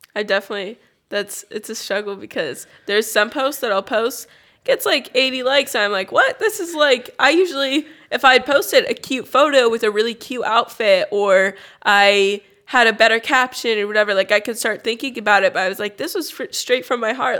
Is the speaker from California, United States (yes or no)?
yes; California, United States; I grew up in California